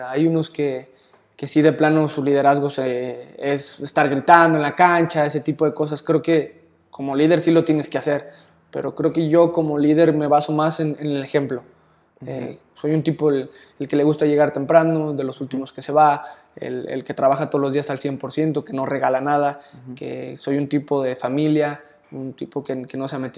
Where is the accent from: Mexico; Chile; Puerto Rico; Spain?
Mexico; Jalisco; pues Osvaldo Sánchez creo que era mi máxima figura en la portería porque pues soy de Jalisco, le vas a las Chivas